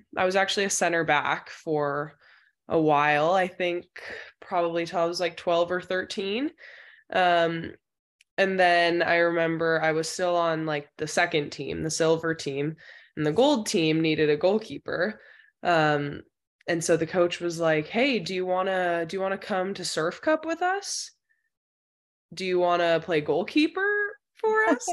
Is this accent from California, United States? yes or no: yes; Danville, California, United States; I'm from Danville, California. So I played at Mustang Soccer Club